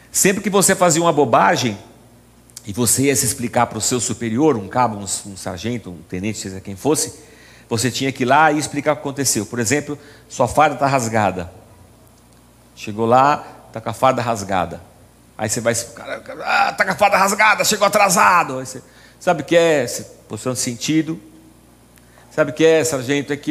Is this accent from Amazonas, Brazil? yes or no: no; São Paulo, Brazil; born there; Eu nasci aqui no Tatuapé